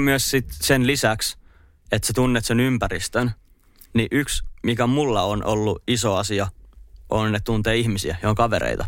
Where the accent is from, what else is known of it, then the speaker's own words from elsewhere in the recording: Espoo, Uusimaa, Finland; moved away as an adult; now in Turku, Finland; on siis Espoosta kotosi ja muutin Turkuun tuossa pari vuotta sitten